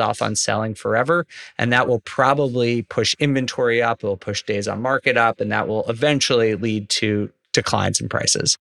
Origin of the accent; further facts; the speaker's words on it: New York, United States; moved away; I'm from New York originally